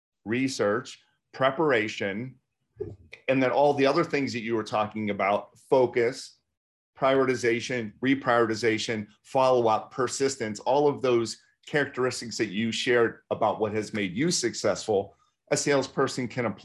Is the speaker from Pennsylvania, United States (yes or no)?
yes; Pittsburgh, Pennsylvania, United States; I keep on getting calls from XYZ Limited Service Hotel in Pittsburgh, and I'm from Pittsburgh.